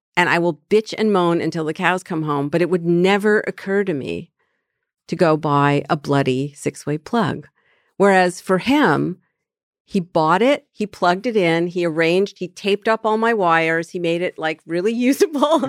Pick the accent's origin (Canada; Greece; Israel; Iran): Canada; moved away; I'm from Canada